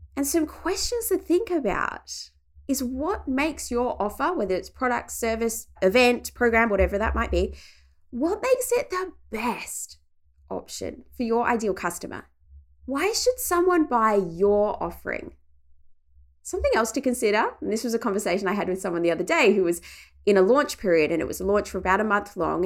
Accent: regional Victoria, Australia; my hometown in regional Victoria

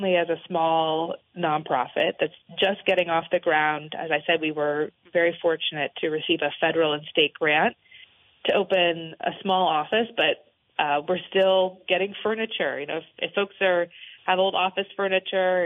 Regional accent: Newbury, Vermont, United States; also born or lived in Washington / Burlington, Vermont; I grew up in Orange County

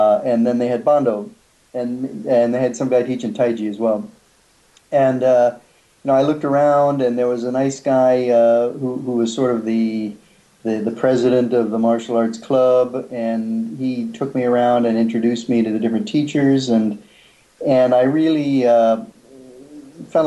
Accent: Atlanta, Georgia, United States; moved away as an adult; also born or lived in Singapore / Taiwan / Hong Kong; I hail from Atlanta, Georgia originally, but the past 32 years I've been living in Asia

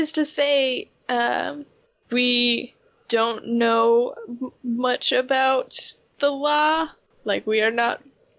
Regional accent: United States; this is my perception as an American

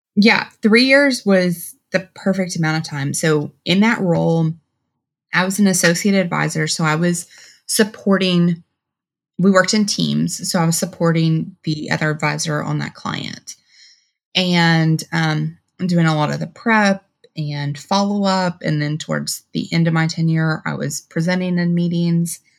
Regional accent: Texas, United States; also born or lived in Washington, D.C.; now in Dallas, United States; I'm originally from Texas

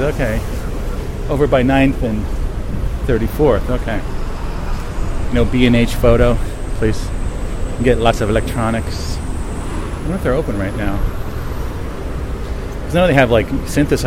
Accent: Bridgewater, New Jersey, United States; also born or lived in New York City; my room from where I grew up in Bridgewater, New Jersey

